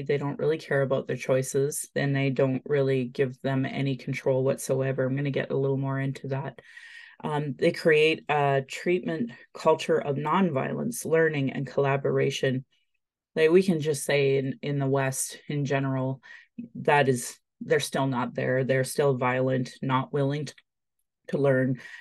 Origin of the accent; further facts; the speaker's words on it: Calgary, Alberta, Canada; I was born in Calgary